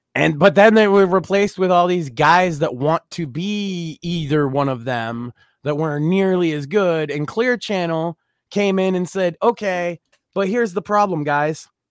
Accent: Massachusetts, United States; I am very vocally from Massachusetts

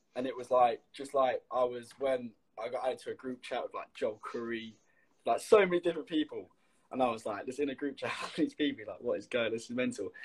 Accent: Leicester, East Midlands, United Kingdom; I'm from Leicester

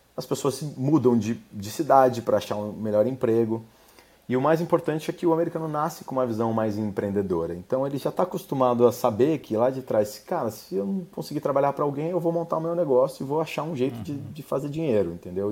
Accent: Brazil; moved away as an adult; now in United States; com a minha experiência aqui como brasileiro nos Estados Unidos

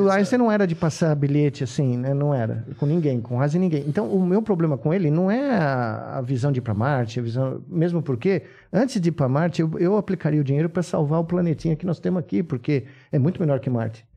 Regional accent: São Paulo, Brazil; Eu não nasci em Minas Gerais, mas eu nasci aqui, na Bela Vista

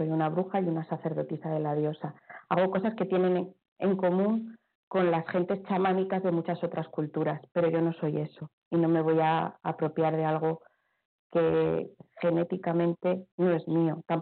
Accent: Palma, Balearic Islands, Spain; born there; es por eso que intento regenerar a la diosa de mi tierra, de donde he nacido, para que lo que el lugar donde vivo sea tan sagrado como otros lugares. Ya sé que el otro tiene más glamour, seguro que tiene mucho más glamour eh, ser chamana india. Ya mm, lo siento, pero es que has nacido en Palma de Mallorca.

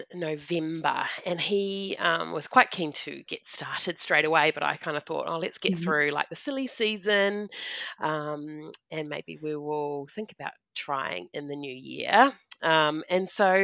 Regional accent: New Zealand; moved away; I'm a Kiwi

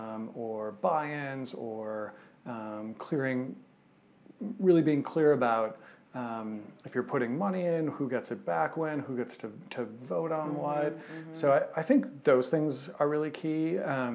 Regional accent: Madison, Wisconsin, United States; moved away as an adult; now in Boulder, United States; my hometown of Madison, Wisconsin

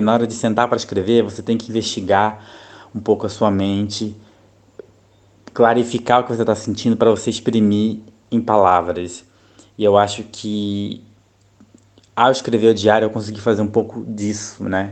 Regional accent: Rio de Janeiro, Brazil; moved away as an adult; now in Thailand; eu sou do Rio de Janeiro, né? do estado do Rio de Janeiro, mas atualmente eu moro na Tailândia

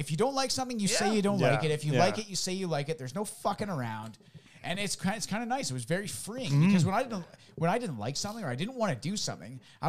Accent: Canada; I'm Canadian. We're Canadian.

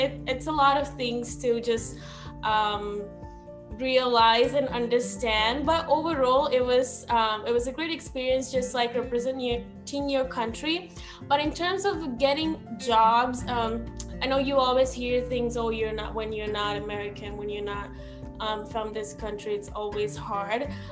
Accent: Sri Lanka; English is a second language; moved away as an adult; now in United States; I'm from Sri Lanka

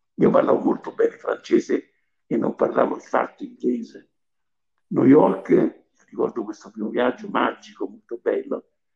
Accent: Civita Castellana, Lazio, Italy; moved away as an adult; also born or lived in Rome; Io sono nato a Civita Castellana, in provincia di Viterbo.

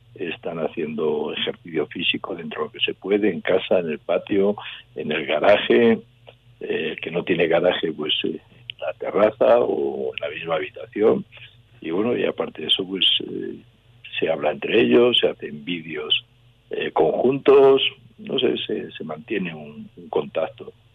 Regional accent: León, Castile and León, Spain; en mi tierra, aquí estoy entrenando

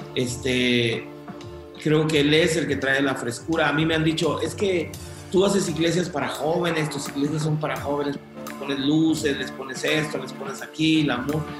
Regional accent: Guatemala; moved away; also born or lived in United States; yo nací en Guatemala, Centroamérica, este, viví eh, algunos años allá, después este, viajé a Estados Unidos

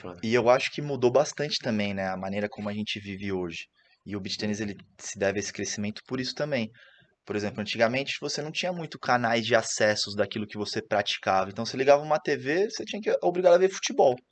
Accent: Santos, São Paulo, Brazil; Eu sou de Santos

